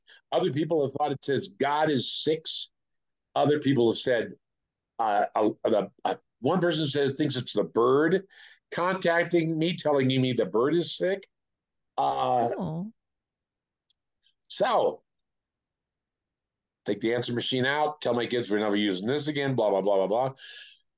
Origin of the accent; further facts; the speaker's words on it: Oakland, California, United States; also born or lived in Las Vegas, Nevada; now in Taos, United States; I'm from Oakland, where we have rats